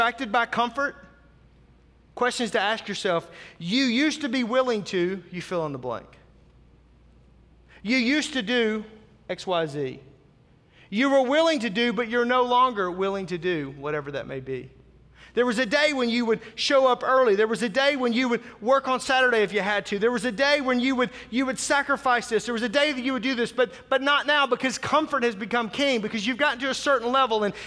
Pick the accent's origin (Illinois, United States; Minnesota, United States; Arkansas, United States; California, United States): Arkansas, United States; Northwest; also born or lived in Tulsa, Oklahoma; now in Germantown, United States; I grew up in Northwest Arkansas